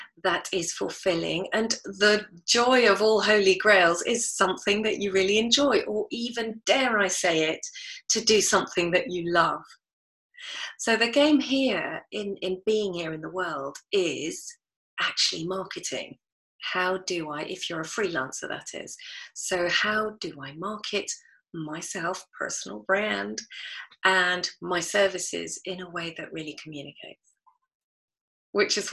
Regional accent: United Kingdom; I was brought up here in the British culture, although I'm not British

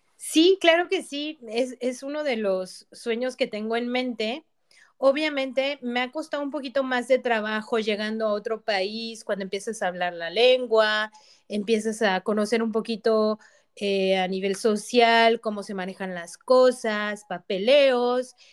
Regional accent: Mexico; moved away as an adult; also born or lived in Avignon, France; now in France; a mí como mexicana

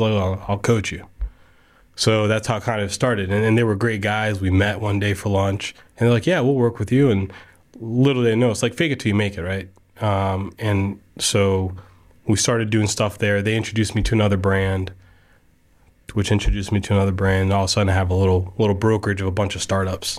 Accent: Casselberry, Florida, United States; I grew up in Castleberry, so I went to Deer Run.

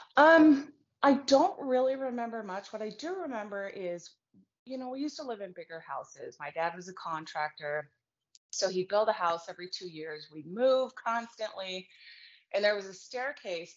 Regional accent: Reno, Nevada, United States; I was born and raised in Reno, Nevada.

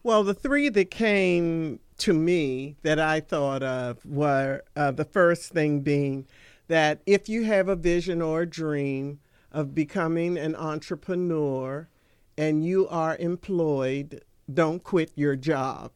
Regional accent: Washington, District of Columbia, United States; moved away as an adult; also born or lived in Prince George's County, Maryland; I am one of the few native Washingtonians. I was born and raised in Washington, D.C.

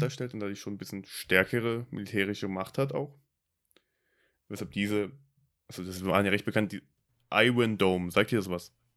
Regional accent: Germany; für mich als Deutscher

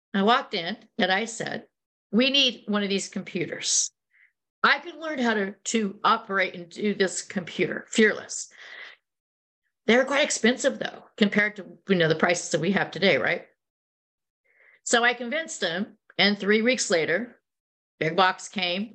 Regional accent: Silicon Valley, California, United States; also born or lived in New York / Chicago / London; I grew up in Silicon Valley before it was called Silicon Valley

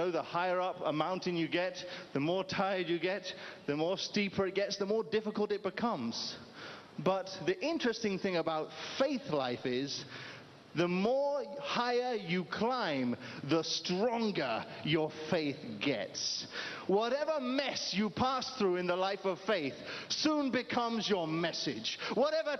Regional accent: United Kingdom; moved away; I'm originally from the United Kingdom

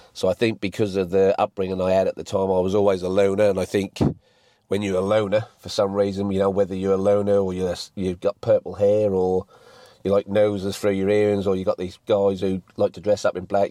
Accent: England, United Kingdom; now in Mount Gambier, Australia; best export or import from England to Mount Gambier. So, I've lived here, what, 14 years now

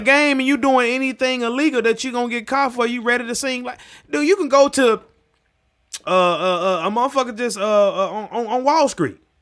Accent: United States; also born or lived in Mississippi / Tennessee; I grew up in Mississippi, Tennessee

